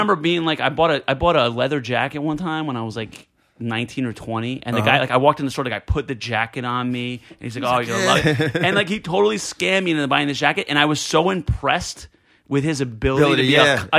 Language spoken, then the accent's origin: English; Elizabeth, New Jersey, United States; I grew up in Elizabeth, New Jersey